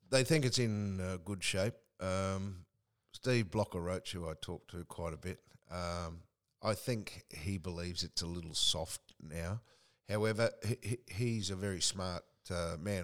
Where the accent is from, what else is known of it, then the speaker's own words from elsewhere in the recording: Queensland, Australia; moved away; also born or lived in northern New South Wales / America; I was the only Queenslander in the whole street.